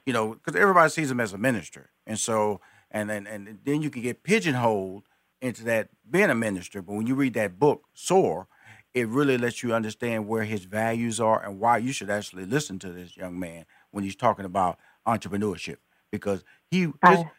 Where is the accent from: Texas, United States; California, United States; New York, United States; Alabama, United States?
Texas, United States; Houston; I'm a Texan.